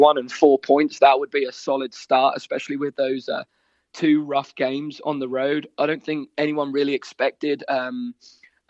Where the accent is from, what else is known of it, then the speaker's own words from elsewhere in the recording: Great Yarmouth, East of England, United Kingdom; accent: Norfolk; moved away as an adult; now in Cincinnati, United States; Originally, I'm from Norfolk, from Great Yarmouth.